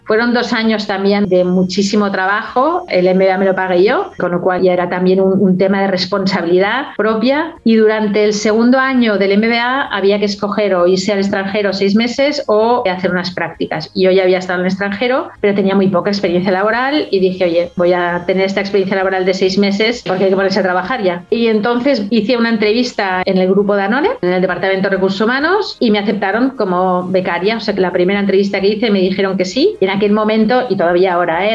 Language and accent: Spanish; Barcelona, Catalonia, Spain; moved away as an adult; also born or lived in France; Yo nací en Barcelona, soy de Barcelona